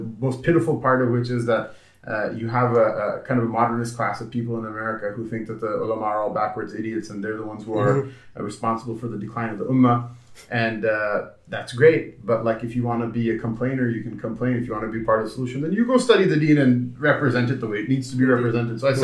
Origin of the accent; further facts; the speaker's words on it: Blaine, Washington, United States; also born or lived in Los Angeles, California / Seattle, Washington; I grew up in Blaine, Washington, which is a small town of, at the time, 3,000 people.